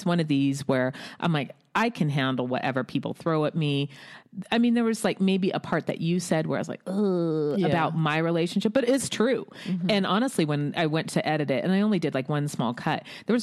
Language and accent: English; United States; I'm an American